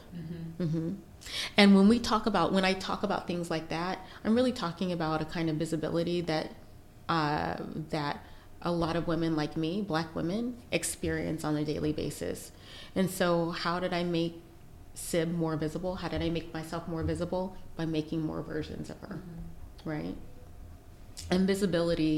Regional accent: United States; we're from the United States

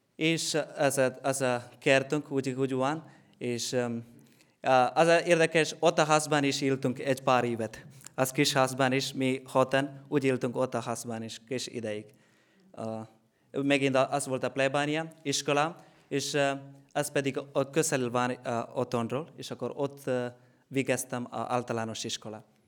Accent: Kerala, India; Hungarian is a second language; moved away as an adult; now in Hungary; Indiából vagyok

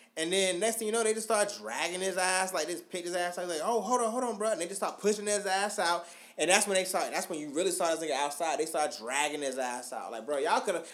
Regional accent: Augusta, United States; I'm from Augusta

